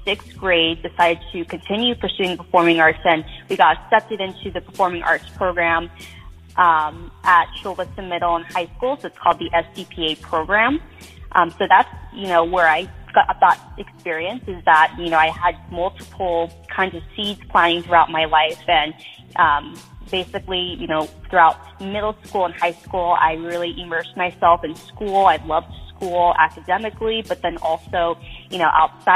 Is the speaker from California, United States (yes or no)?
yes; San Diego, California, United States; I was born and raised in San Diego, California.